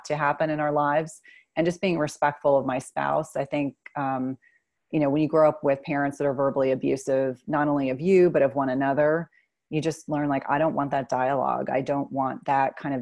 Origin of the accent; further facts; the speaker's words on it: New Jersey, United States; I grew up in New Jersey